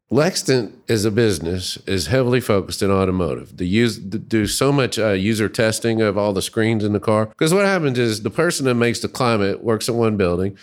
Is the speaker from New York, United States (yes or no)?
no; Little Rock, Arkansas, United States; moved away as an adult; now in Dayton, United States; I grew up in Little Rock, Arkansas, and moved to Ohio to go to graduate school